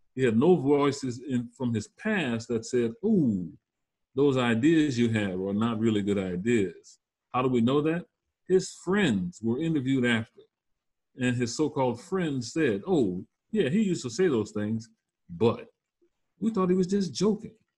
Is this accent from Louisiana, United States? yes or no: yes; Louisiana Bayou, United States; moved away as an adult; now in North Carolina, United States; I'm originally from the Louisiana Bayou